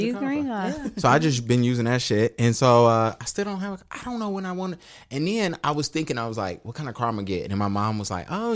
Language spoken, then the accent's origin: English; Charlotte, North Carolina, United States; also born or lived in Huntersville; I grew up on the East Side